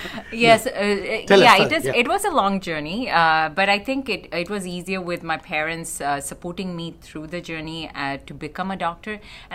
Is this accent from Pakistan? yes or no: no; Canada; I'm a Canadian-Canadian.